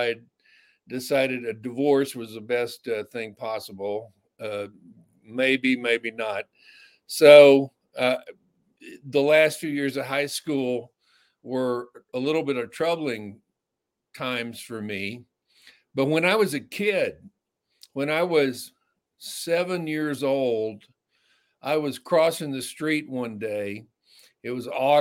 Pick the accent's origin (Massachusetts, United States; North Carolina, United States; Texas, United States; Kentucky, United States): Texas, United States; North; now in Hollywood, United States; I grew up in North Texas in small country towns